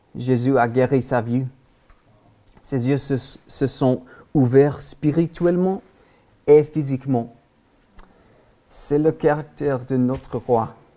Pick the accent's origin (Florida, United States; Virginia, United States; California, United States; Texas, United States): Texas, United States; French is a second language; moved away as an adult; now in Paris, France; nous sommes originaires du Texas aux États-Unis et nous vivons à Paris